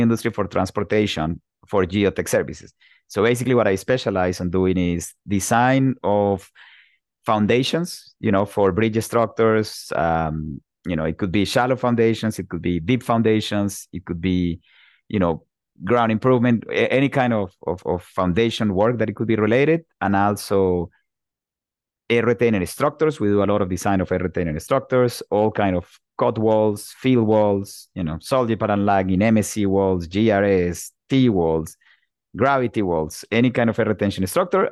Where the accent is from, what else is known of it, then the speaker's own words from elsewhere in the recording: Bogota, Bogotá Capital District, Colombia; moved away as an adult; also born or lived in Pittsburgh, Pennsylvania, United States; now in United States; I'm originally from Bogota, Colombia